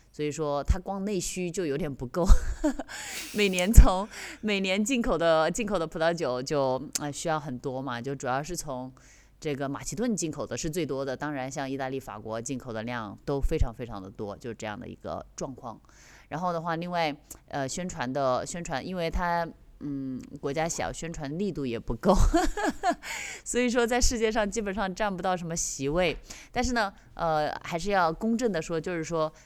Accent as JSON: {"language": "Chinese", "country": "China", "moved": "yes", "said": "我们中国人或者是，或者是我们两个对这个酒的了解不是很深"}